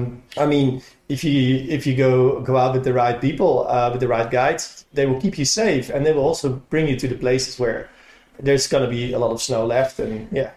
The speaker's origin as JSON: {"language": "English", "country": "Netherlands", "moved": "yes", "lives_now": "Japan", "said": "I'm originally from the Netherlands."}